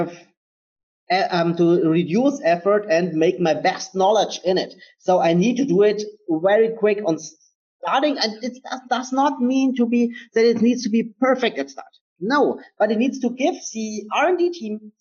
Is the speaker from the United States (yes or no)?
no; Germany; I am from Germany